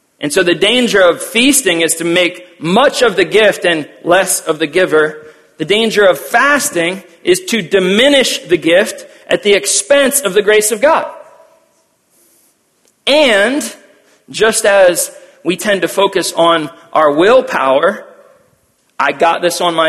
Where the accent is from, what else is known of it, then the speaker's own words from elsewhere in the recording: Wisconsin, United States; we are from Wisconsin